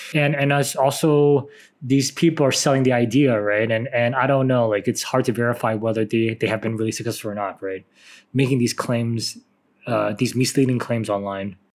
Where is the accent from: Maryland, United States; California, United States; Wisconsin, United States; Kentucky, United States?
California, United States; San Francisco; I'm from San Francisco